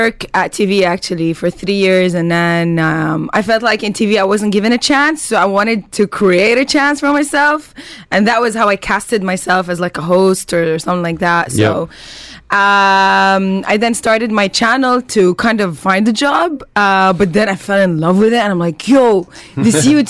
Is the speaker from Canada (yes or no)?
no; Palestine; I'm Palestinian